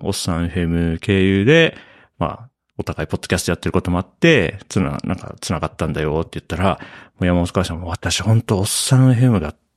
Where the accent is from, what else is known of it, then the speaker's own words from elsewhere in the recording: Hokkaido, Japan; also born or lived in Tokyo / Nasushiobara, Tochigi; now in Matsumoto, Japan; 僕はまあ北海道出身なんで、割と、あの、林の近くみたいなところに住んでたんで、まあもともと僕は田舎出身なんですけれども